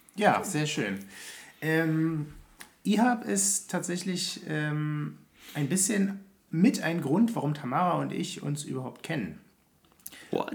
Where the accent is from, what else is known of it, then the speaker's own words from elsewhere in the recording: Berlin, Germany; ich komme ja aus Hellersdorf ursprünglich